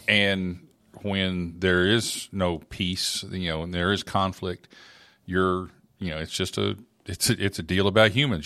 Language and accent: English; Oklahoma, United States; moved away; grew up in Oklahoma